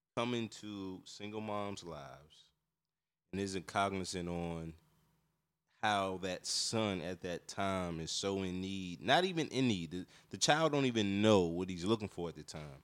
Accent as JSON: {"language": "English", "region": "North Carolina", "country": "United States", "tie": "born or raised there", "also_born_or_lived": "Washington, D.C.", "said": "I grew up in North Carolina, but I was born in D C and we moved to North Carolina to get away from the violence and stuff like"}